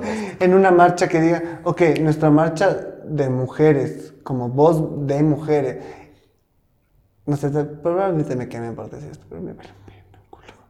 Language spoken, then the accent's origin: Spanish; Ecuador; tenemos mucho como ecuatorianos